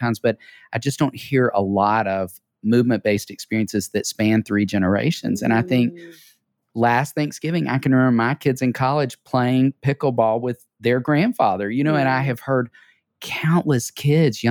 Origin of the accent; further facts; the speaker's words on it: Tennessee, United States; We are both from Tennessee.